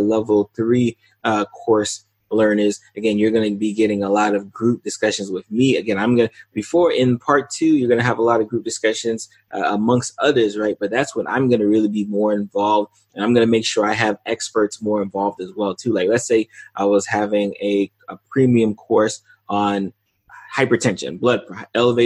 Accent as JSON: {"language": "English", "region": "South Florida", "country": "United States", "tie": "born or raised there", "said": "I'm in South Florida, so the likely first one will be in my hometown"}